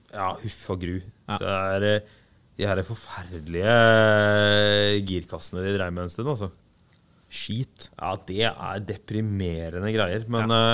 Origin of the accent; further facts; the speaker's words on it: Arendal, Agder, Norway; jeg er fra Arendal